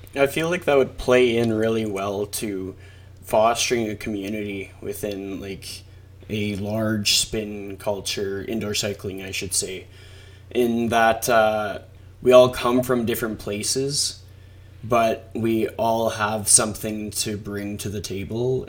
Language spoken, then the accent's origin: English; Canada; I'm a Canadian